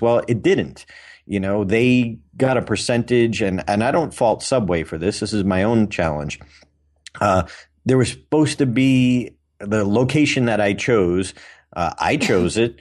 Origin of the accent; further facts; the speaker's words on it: Auburn, Massachusetts, United States; in my hometown